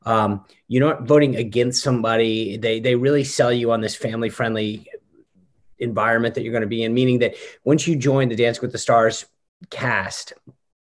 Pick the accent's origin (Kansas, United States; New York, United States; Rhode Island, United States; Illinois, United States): Rhode Island, United States; now in Northern Virginia, United States; I grew up in New England in Rhode Island